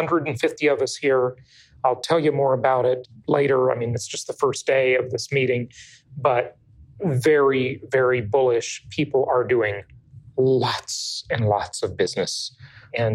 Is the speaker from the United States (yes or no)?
yes; California, United States; moved away; the Socialist Republic of California, my home state, and, well, my former home